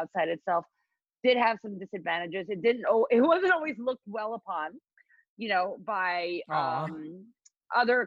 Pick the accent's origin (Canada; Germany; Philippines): Philippines; moved away as an adult; also born or lived in Evanston, Illinois; I grew up in the Philippines. I grew up in the Philippines. My mom is Filipino. My dad is East Indian. So I went to high school, you know, in the Philippines.